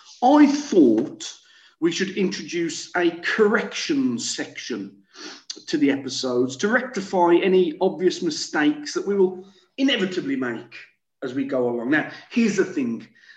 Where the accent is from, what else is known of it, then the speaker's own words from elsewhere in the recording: France; English is a second language; from France